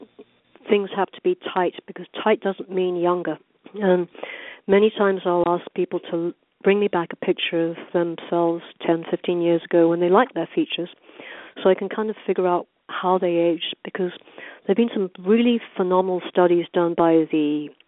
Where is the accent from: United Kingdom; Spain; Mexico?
United Kingdom; also born or lived in London, England / Orange County, California; now in Newport Beach, United States; growing up in Britain